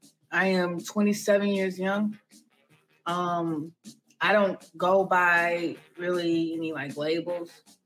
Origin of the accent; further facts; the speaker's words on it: Memphis, Tennessee, United States; I'm from Memphis